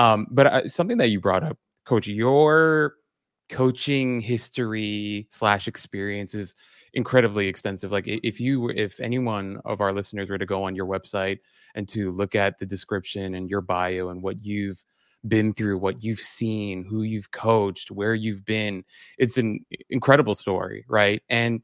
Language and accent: English; New York, United States; now in Los Angeles, United States; I grew up in the Lower East Side.